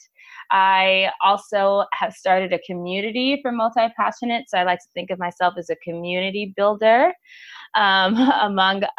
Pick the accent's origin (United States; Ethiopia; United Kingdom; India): United States; Los Angeles, California; Born and raised in Los Angeles, California